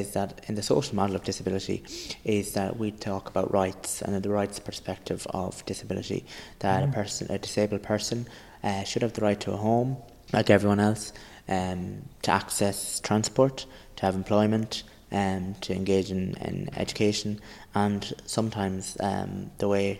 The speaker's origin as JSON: {"language": "English", "town": "Longford", "region": "Leinster", "country": "Ireland", "said": "I'm from Longford, up Longford."}